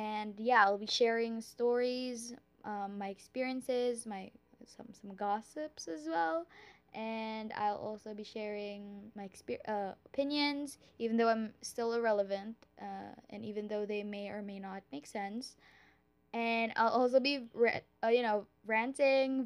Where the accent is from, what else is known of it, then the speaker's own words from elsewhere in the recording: Philippines; I am a Filipina. I speak Tagalog, English, and Bisaya.